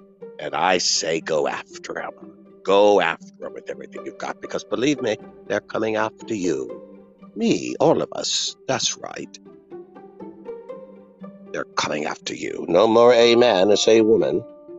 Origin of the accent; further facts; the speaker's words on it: United Kingdom; Not that I would be opposed to that. After all, I am British.